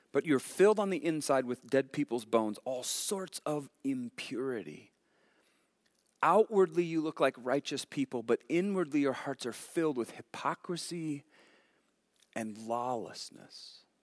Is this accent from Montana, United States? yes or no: yes; Montana, United States; we're from Montana